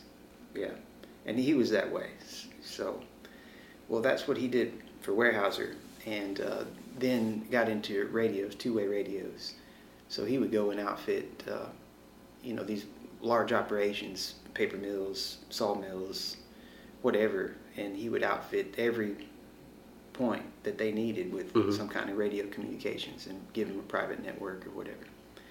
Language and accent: English; Columbus, Mississippi, United States; also born or lived in Arkansas / California / Starkville, Mississippi; We moved to Columbus, and I was 10 years old when we moved. It was the summer before fifth grade